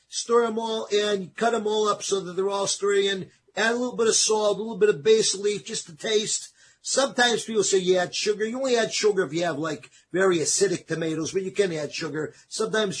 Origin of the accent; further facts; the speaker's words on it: East Coast, United States; moved away; where I grew up back on the East Coast